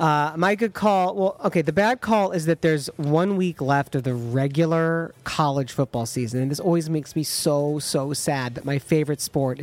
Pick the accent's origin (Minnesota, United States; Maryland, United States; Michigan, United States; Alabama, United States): Michigan, United States; Ann Arbor; moved away; I'm going to be back in my hometown of Ann Arbor.